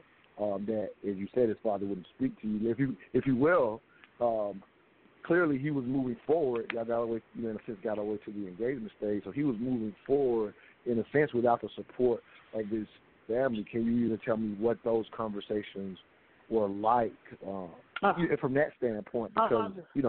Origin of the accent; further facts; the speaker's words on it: South Carolina, United States; now in Atlanta, United States; we're here in Atlanta, and I grew up in South Carolina